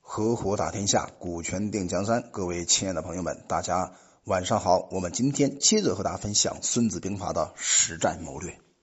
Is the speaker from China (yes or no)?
yes; China; 我们作为中国人本土国人